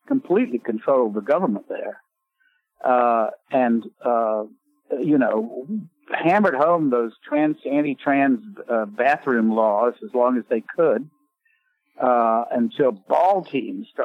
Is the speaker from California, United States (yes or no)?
no; Raleigh, North Carolina, United States; moved away; my signing in Raleigh, in my hometown